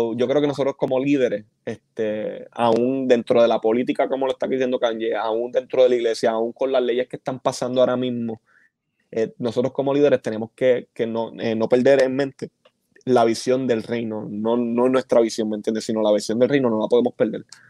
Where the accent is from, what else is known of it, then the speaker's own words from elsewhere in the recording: Bayamón, Puerto Rico; yo que soy de Bayamón.